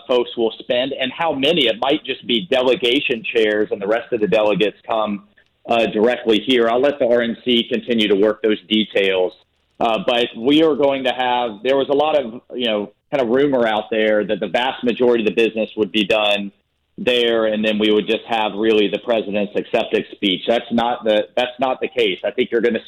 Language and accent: English; Jacksonville, Florida, United States; I grew up on the West Side, and to think I'd be having a conversation with the president about hosting the Commander-in-Chief and the GOP in my hometown